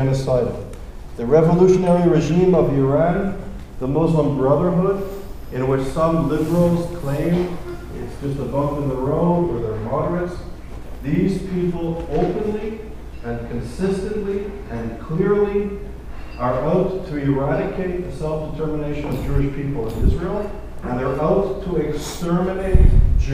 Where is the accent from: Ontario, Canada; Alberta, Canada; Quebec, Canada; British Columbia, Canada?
Quebec, Canada; Montreal; moved away; I'm originally from Montreal, and I went to McGill as an undergraduate student